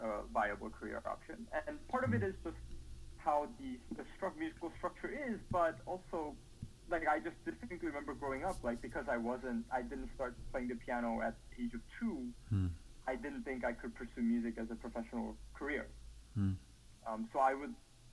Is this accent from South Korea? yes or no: yes; South Korea; moved away; growing up in Korea